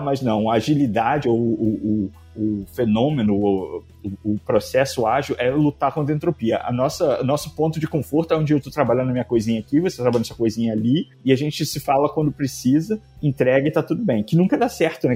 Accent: Brazil; moved away as an adult; eu saí do Brasil em 2007.

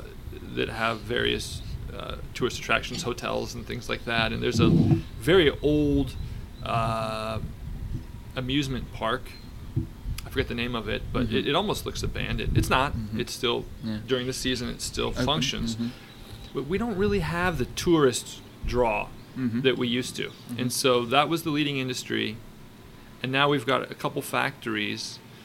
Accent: Tateshina, Nagano, Japan; when I'm back in my hometown in Tateshina

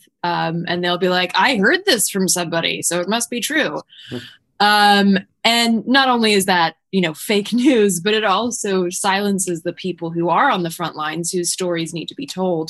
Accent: North Carolina, United States; also born or lived in Sweden; I'm partially from North Carolina and partially from Sweden.

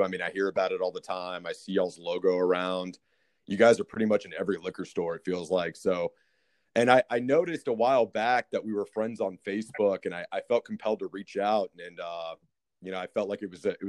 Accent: Austin, Texas, United States; I was born and raised in Austin. I've lived here, you know, a long time like yourself.

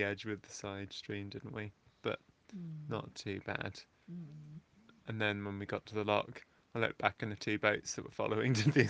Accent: Denham, South East England, United Kingdom; I'm from Denham, which is a nice spot, and went to Harefield and met Tom.

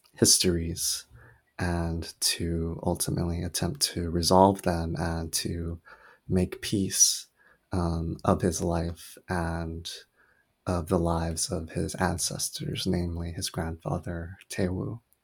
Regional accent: Oahu, Hawaii, United States; also born or lived in South Korea; I was born in South Korea and raised on the island of Oahu, Hawaii, where my family immigrated when I was really young.

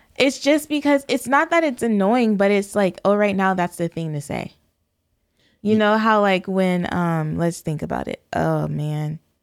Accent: San Diego County, California, United States; being born and raised in California, you definitely are feeling your blackness quite a bit. And or in southern, where am I? San Diego County.

